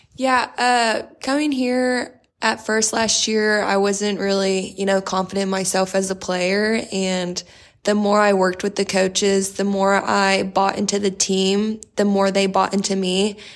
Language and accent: English; Corpus Christi, Texas, United States; moved away; I'm from Corpus Christi, Texas.